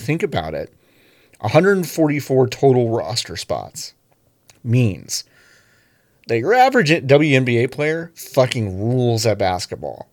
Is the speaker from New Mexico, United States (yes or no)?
no; Dallas, Texas, United States; the Dallas Wings, my hometown